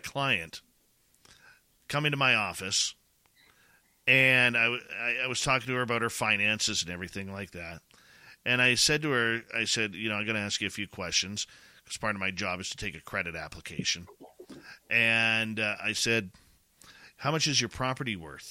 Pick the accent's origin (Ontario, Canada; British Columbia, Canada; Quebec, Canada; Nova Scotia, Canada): British Columbia, Canada; Abbotsford; I'm born and raised in Abbotsford